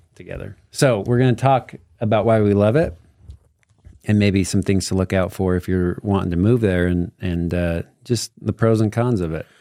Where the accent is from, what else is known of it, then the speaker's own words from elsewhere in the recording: Morgan, Utah, United States; now in Eden, United States; I grew up in Morgan too. I now live in Eden.